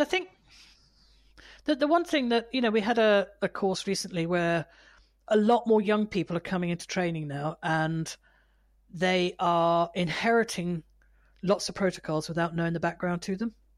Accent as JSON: {"language": "English", "country": "United Kingdom", "said": "I'm British"}